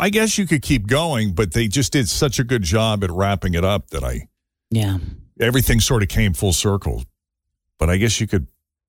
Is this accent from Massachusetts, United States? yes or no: yes; Boston, Massachusetts, United States; now in Cincinnati, United States; growing up in Boston